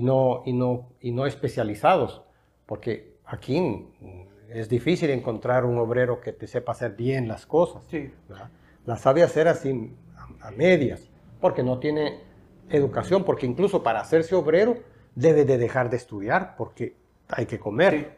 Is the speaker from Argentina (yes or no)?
no; El Salvador; yo no soy una persona que me considere un salvadoreño específicamente nada más